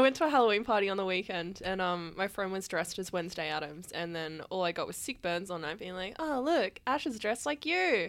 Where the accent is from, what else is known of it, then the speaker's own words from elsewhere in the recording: Sydney, New South Wales, Australia; I grew up in the Hills District and we had a surprisingly large hardcore scene over there